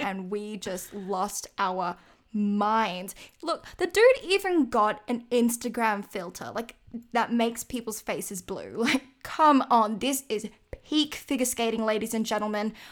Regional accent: Australia; me as an Australian

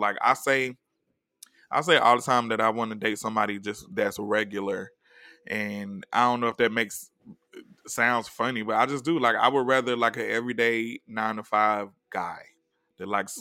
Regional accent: the South, United States; now in Los Angeles, United States; I'm from the South

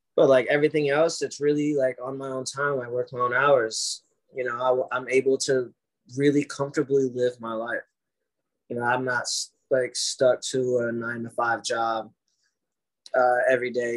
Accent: Ohio, United States; moved away; I'm from Ohio

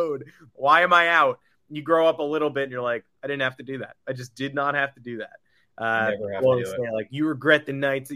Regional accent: New York, United States; I was born in New York

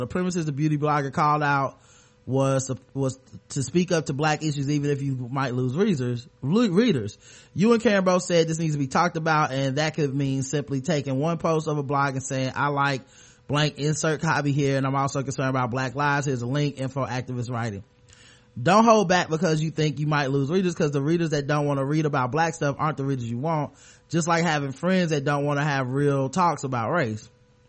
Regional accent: the South, United States; I'm from the South. We go to South Carolina every once in a while.

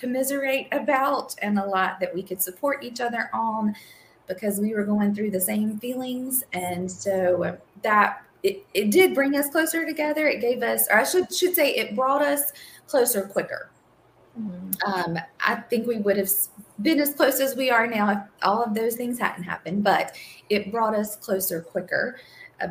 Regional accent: Eastern North Carolina, United States; moved away as an adult; now in Raleigh, United States; I am originally from Eastern North Carolina and born and raised in a very rural environment

